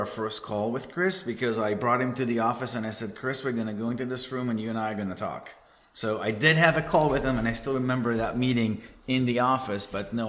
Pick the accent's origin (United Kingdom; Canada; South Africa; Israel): Israel; accent: Israeli; moved away as an adult; now in California, United States; I'm out of California, even though I have an Israeli accent. Been here for about 20 plus years almost.